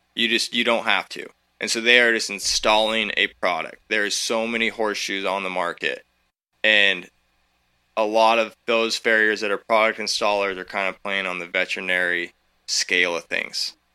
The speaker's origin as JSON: {"language": "English", "town": "Eugene", "region": "Oregon", "country": "United States", "tie": "born or raised there", "said": "I came from Eugene, like, I grew up in Eugene, Oregon"}